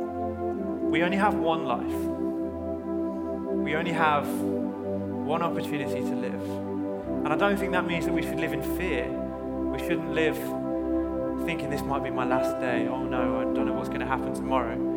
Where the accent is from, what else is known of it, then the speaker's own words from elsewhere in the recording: United Kingdom; I hate being British sometimes, but I love it at the same time.